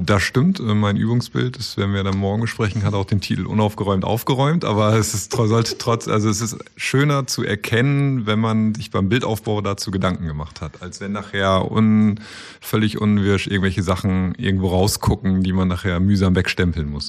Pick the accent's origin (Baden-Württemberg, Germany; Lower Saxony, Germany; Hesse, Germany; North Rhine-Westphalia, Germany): Lower Saxony, Germany; Apen; … und ich komme auch aus Apen